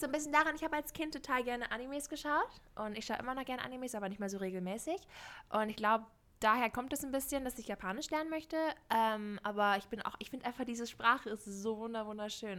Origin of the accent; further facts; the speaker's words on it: Shanghai, China; moved away; ich bin in Shanghai aufgewachsen